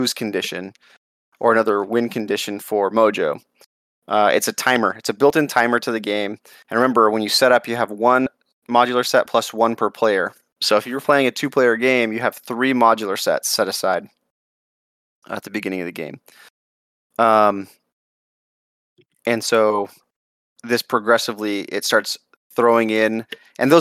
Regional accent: Southwest, United States; I'm from the Southwest

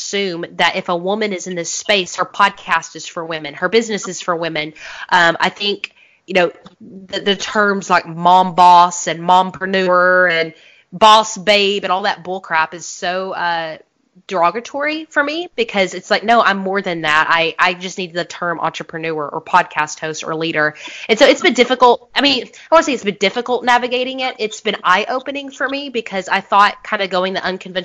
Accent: Augusta, Georgia, United States; We are close to the Masters golf course

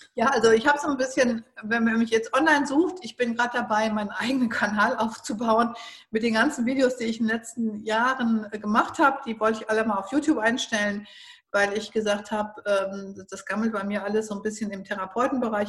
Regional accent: Northern Germany, Germany; ich bin ja jetzt aus dem Norden

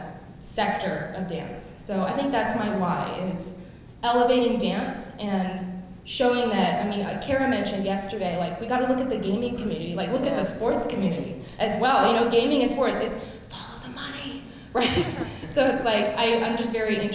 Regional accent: Vancouver, British Columbia, Canada; moved away as an adult; now in Washington, DC, United States; I am from Vancouver, BC, Canada. I now live in Washington, DC

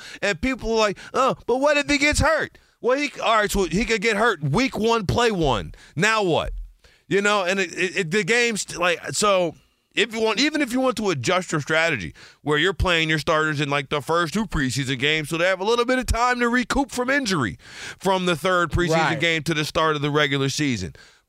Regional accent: Detroit, Michigan, United States; Of course, Chris, I'm from Detroit.

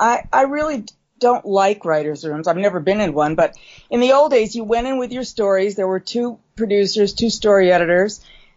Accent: Midwest, United States; I can do this show because I'm from the Midwest, she's from the Midwest.

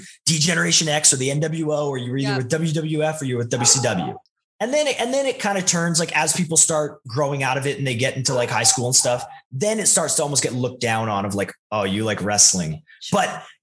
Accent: Naramata, British Columbia, Canada; also born or lived in Calgary; we actually lived on the outskirts of Penticton in a tiny, tiny little town called Naramata

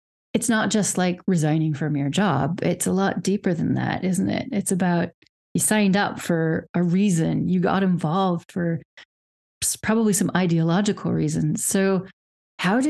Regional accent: Wyoming, United States; moved away as an adult; also born or lived in Czech Republic / United Kingdom; now in Europe; I obviously grew up in a very Republican family. I'm from Wyoming

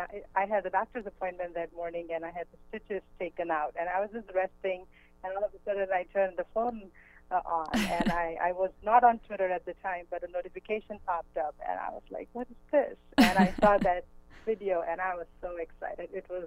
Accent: India; English is a second language; now in United States; So I moved from India about 11 years ago, and we don't have football over there.

